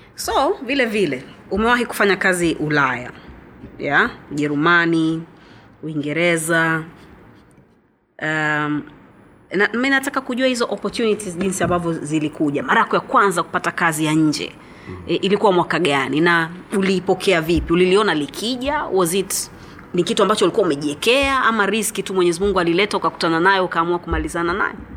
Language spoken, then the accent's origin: Swahili; Zanzibar, Tanzania; mimi pia nimezaliwa Zanzibar